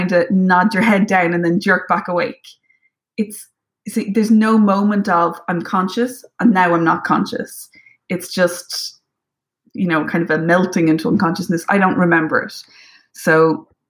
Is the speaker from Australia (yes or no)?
no; Ireland; as an Irish person